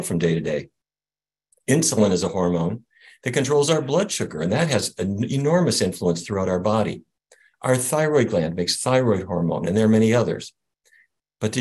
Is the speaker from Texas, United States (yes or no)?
no; North Dakota, United States; I grew up in North Dakota